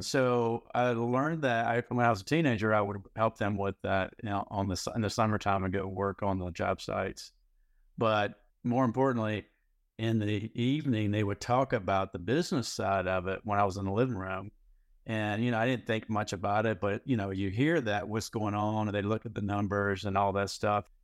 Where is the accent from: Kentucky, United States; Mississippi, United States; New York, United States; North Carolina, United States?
North Carolina, United States; moved away as an adult; also born or lived in Houston, Texas; I moved back recently from Texas, from Houston to North Carolina where I grew up.